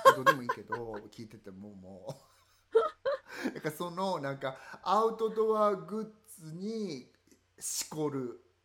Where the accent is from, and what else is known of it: Kansai, Japan; born or raised there; accent: Kansai-ben; moved away